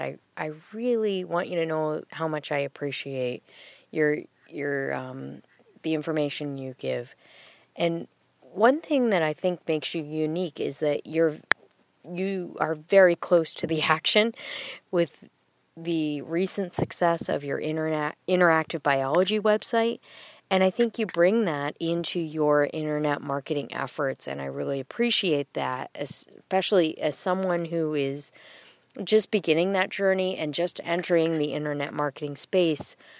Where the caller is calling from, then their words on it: Central Massachusetts, United States; I'm calling from Central Massachusetts